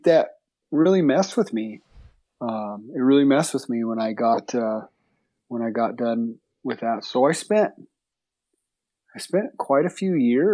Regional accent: New Mexico, United States; I was born in New Mexico. I grew up, my folks had horses when I was a kid

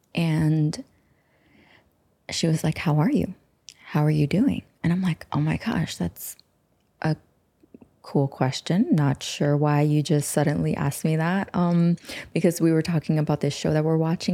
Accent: United States; we're from the United States

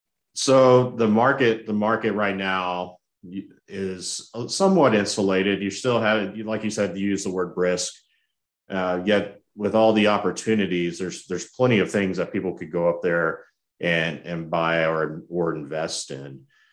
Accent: San Marcos, Texas, United States; It reminds me of my hometown of San Marcos, Texas, before it really grew.

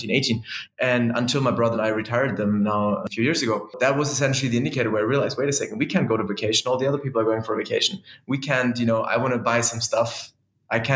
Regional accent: Germany; now in Dubai, United Arab Emirates; I live in Dubai now. I'm originally from Germany, but yeah, I'm joining from Dubai.

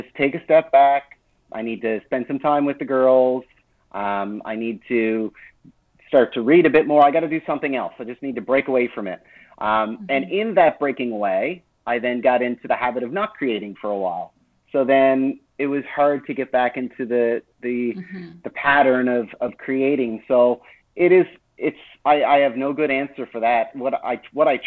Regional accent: New Brunswick, Canada; also born or lived in Nova Scotia / Moncton; now in Fogo Island, Canada; I was born in Nova Scotia and lived most of my life in New Brunswick.

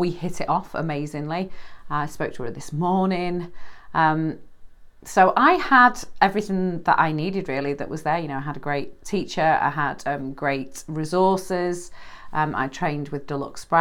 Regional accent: United Kingdom; I'm British.

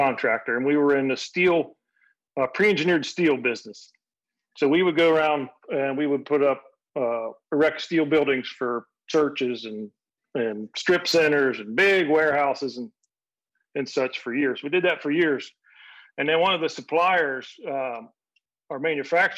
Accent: Ohio, United States; I'm from Ohio

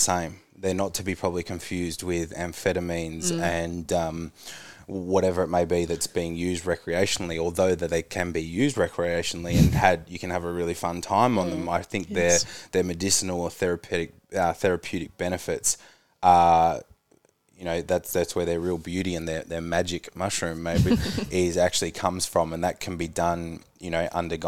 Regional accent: Tasmania, Australia; growing up in Tassie, a smaller place

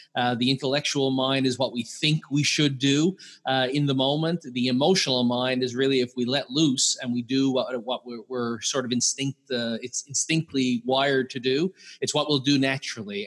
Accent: Newfoundland and Labrador, Canada; I'm from Newfoundland, Canada

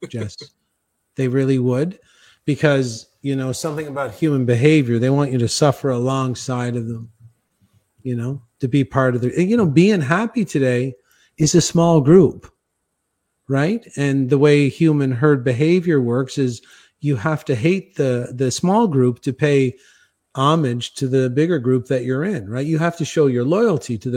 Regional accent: Canada; moved away; I'm Canadian

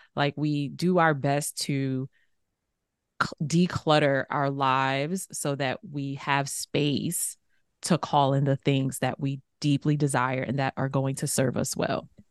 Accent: New York City, New York, United States; growing up in New York City

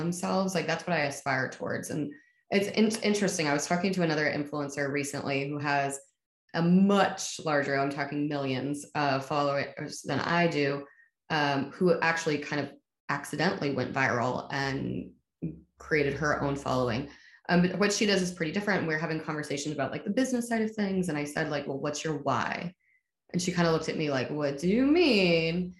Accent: New York City, New York, United States; I'm from New York City. I came out when I was 11

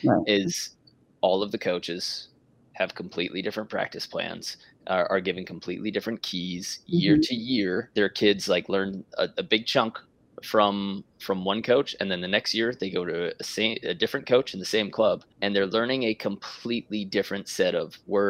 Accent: New York, United States; Being from New York

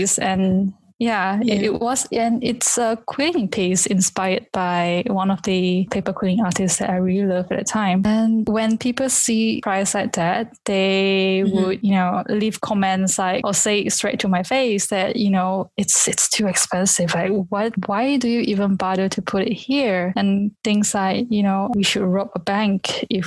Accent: Kuching, Sarawak, Malaysia; also born or lived in London; my hometown in this small Kuching

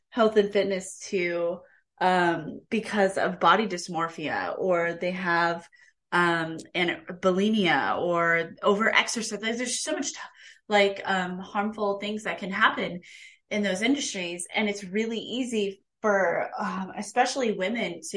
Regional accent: Kansas, United States; I grew up in Kansas

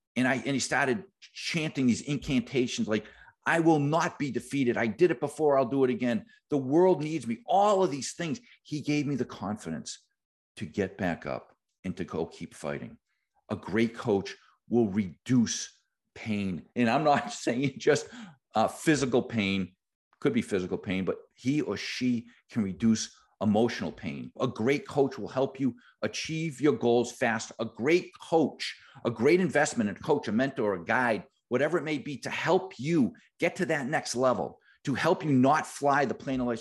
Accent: Boston, Massachusetts, United States; I am from Boston.

